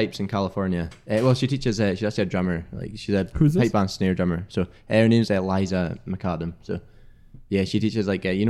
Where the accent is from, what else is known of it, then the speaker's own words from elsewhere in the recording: Easter Ross, Highlands, Scotland, United Kingdom; accent: Scottish; also born or lived in Glasgow; I grew up in East of Ross in the Highlands. So like east, sort of northeast Highlands, like north of Inverness.